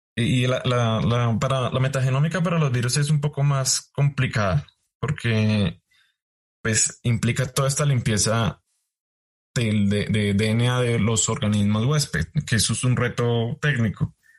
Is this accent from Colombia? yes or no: yes; Colombia; now in United States; Yo como colombiano hago ciencia en Estados Unidos.